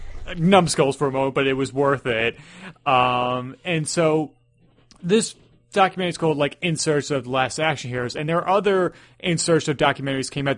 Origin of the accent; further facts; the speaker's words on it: New York, United States; as a New Yorker